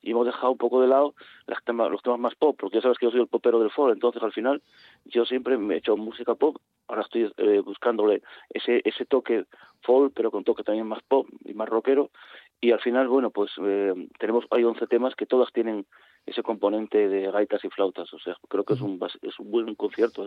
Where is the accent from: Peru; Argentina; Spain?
Spain; Gijón, Asturias; yo soy de Gijón